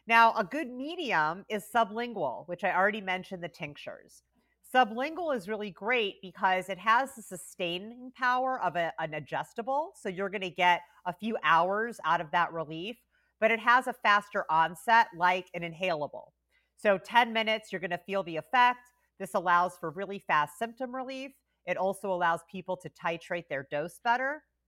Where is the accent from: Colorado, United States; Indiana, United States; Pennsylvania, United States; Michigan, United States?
Indiana, United States; Carmel; moved away; I grew up in Indiana